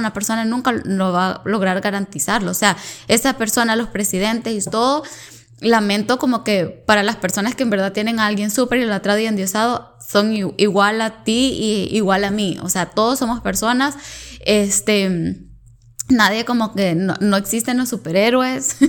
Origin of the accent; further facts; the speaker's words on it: El Salvador; now in Canada; yo soy del Salvador